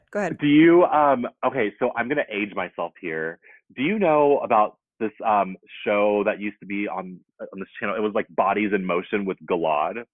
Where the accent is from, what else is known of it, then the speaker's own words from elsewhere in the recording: the South, United States; and I think a part of that also is that I'm just from the South and I'm used to this is my home.